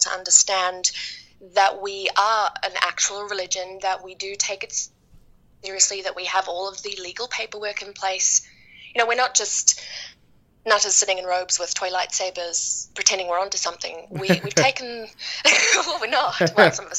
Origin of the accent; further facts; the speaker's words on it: New Zealand; now in Dallas, United States; I'm from New Zealand.